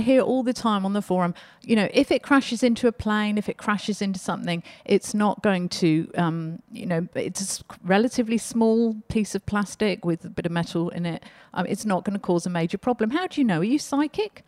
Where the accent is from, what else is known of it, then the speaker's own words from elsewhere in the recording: Australia; we're Australian.